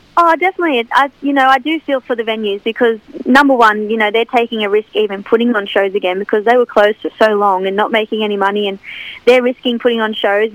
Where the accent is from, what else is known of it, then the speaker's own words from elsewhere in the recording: Cessnock, New South Wales, Australia; also born or lived in Kurri Kurri; back in my my hometown